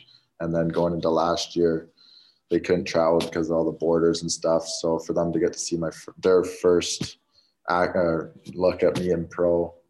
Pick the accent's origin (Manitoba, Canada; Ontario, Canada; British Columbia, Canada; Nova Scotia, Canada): British Columbia, Canada; North Vancouver; Obviously, growing up, you're just outside of the city, but you still kind of have the big city feel, like you said.